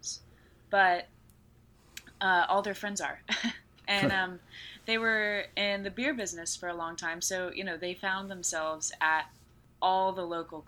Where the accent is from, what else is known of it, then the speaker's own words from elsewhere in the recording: Texas, United States; to have grown up in this city.